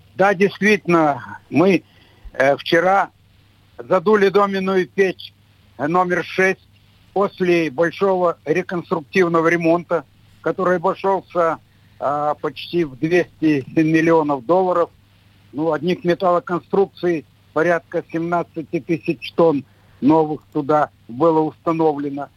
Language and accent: Russian; Nizhny Tagil, Sverdlovsk Oblast, Russia; я все детство, юность у меня прошла в металлургическом городе